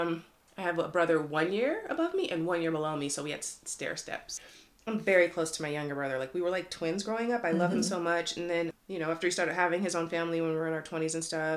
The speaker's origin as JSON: {"language": "English", "town": "Berkeley", "region": "California", "country": "United States", "tie": "born or raised there", "said": "I was born in Berkeley"}